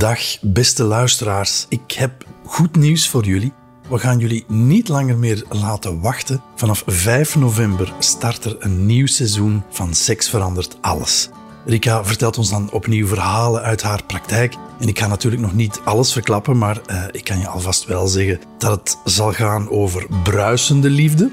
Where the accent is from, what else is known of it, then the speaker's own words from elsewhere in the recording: Flanders, Belgium; Bij ons in Vlaanderen